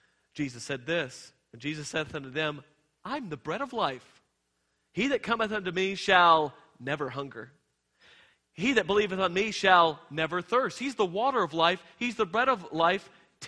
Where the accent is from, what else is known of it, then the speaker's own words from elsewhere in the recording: Texas, United States; I came from Texas. It's everything's bigger and better in Texas.